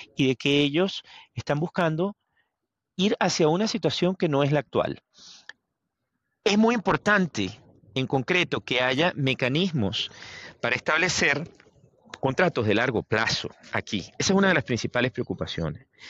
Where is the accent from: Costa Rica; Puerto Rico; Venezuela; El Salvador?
Venezuela; moved away; vengo de Venezuela